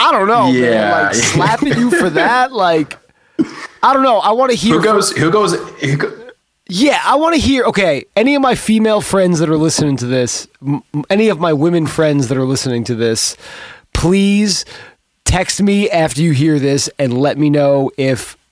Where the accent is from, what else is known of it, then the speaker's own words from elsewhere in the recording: New York, United States; we're from New York.